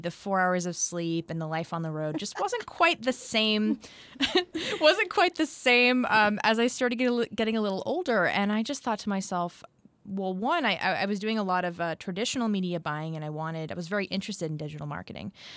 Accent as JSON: {"language": "English", "area": "near Boston", "region": "Massachusetts", "country": "United States", "tie": "born or raised there", "moved": "as an adult", "lives_now": "Nashville, United States", "said": "grew up near Boston"}